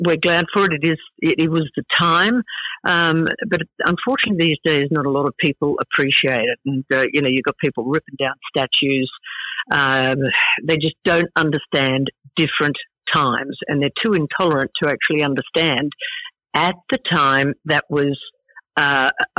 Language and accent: English; Brisbane, Queensland, Australia; It was just a fabulous childhood, the quintessential Aussie childhood.